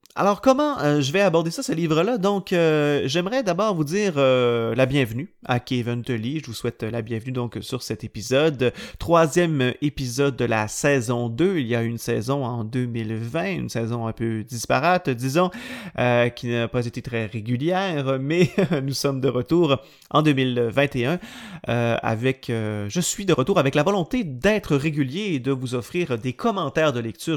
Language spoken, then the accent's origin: French; Quebec, Canada; je suis originaire du Saguenay-Lac-Saint-Jean, à 500 km au nord de Montréal